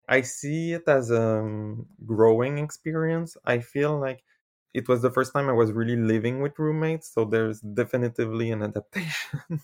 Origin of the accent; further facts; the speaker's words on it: Canada; first language French; English is a second language; I'm from Canada